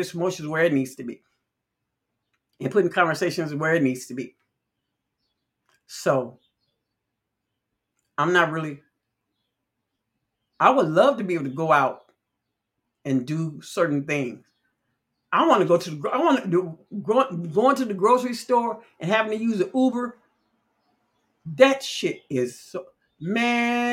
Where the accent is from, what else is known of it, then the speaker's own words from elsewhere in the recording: Chicago, Illinois, United States; growing up in Chicago